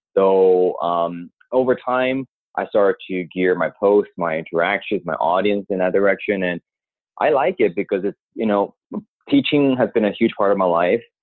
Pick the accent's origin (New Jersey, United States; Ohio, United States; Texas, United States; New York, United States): New York, United States; I'm from New York. I'm a New Yorker myself